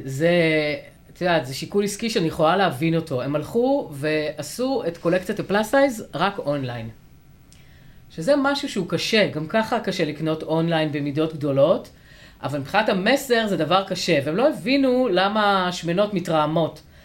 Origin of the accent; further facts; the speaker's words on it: a village near Afula, Northern District, Israel; moved away; אני במקור מיישוב ליד עפולה